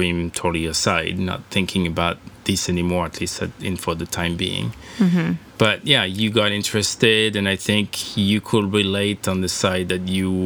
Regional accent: Brittany, France; also born or lived in San Francisco Bay, United States; now in United States; I come from Brittany, northwest part of France. It's very it's surrounded by the coast, and so there's a lot of fishing and sailing. And when I grew up, there

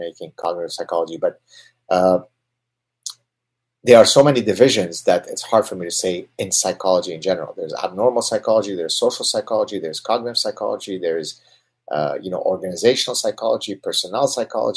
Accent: Canada; I'm Canadian

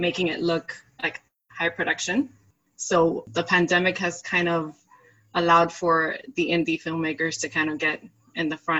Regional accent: Miami, Florida, United States; I'm from Miami, Florida

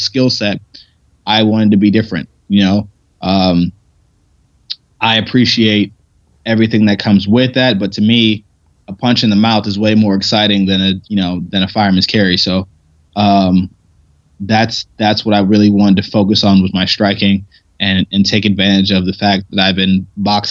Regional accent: Ohio, United States; moved away as an adult; also born or lived in Pittsburgh; I never won states in Ohio

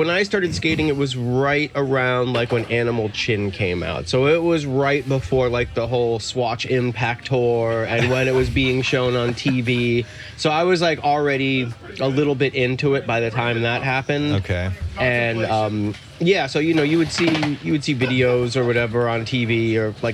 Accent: Miami, Florida, United States; also born or lived in Chicago, United States / Fort Lauderdale, United States; I moved here from South Florida. I was living in Fort Lauderdale before I moved out here. All right. Yeah, but I uh, I grew up in Miami and moved around quite a bit. Um, from Chicago originally

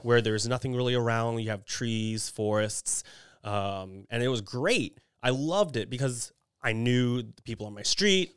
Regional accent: Kingwood, Texas, United States; moved away; I'm from Houston, Texas, but specifically Kingwood, Texas

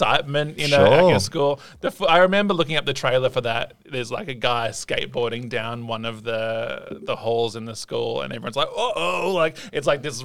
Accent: Adelaide, South Australia, Australia; also born or lived in Blue Mountains, New South Wales / Gundagai, New South Wales / Henley Beach, South Australia; we moved to Adelaide because then we had a bit of family there. I grew up first 10 or so years in a place called Brooklyn Park

